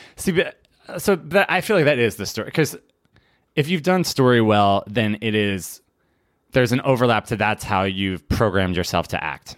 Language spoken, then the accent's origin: English; Philadelphia, Pennsylvania, United States; I'm from Philadelphia